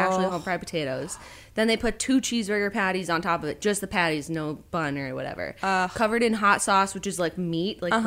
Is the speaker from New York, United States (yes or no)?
yes; Rochester, New York, United States; my family's from Boston, but I grew up in Rochester because my dad's a chemist